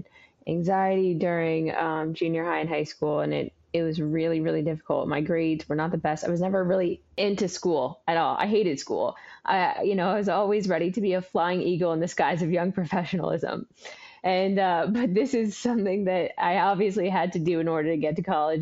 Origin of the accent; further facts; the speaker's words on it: Oregon, United States; also born or lived in San Antonio, Texas; we landed back in Oregon, where I grew up the majority of my life